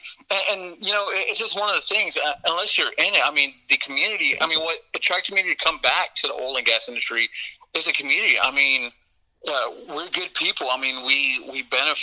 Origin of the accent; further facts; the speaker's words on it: Odessa, Texas, United States; now in Austin, United States; I was born and raised in Odessa